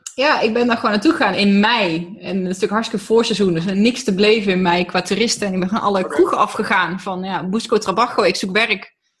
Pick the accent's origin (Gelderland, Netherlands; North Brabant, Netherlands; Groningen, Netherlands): North Brabant, Netherlands; Tilburg; born or raised there; also born or lived in Germany